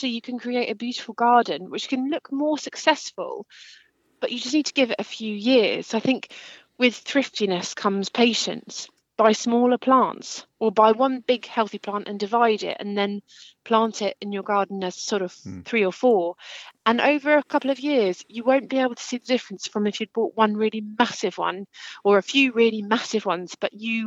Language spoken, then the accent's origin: English; Kent, South East England, United Kingdom; moved away; also born or lived in Scotland; where I grew up in Kent. And then I've moved around a lot, lived in Scotland, lived in the southwest